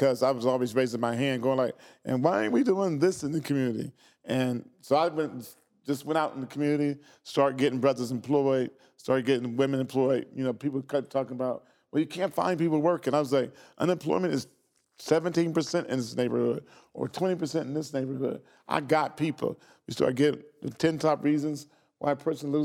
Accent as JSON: {"language": "English", "town": "Xenia", "region": "Ohio", "country": "United States", "tie": "born or raised there", "said": "grew up in Xenia, Ohio, outside of Central State"}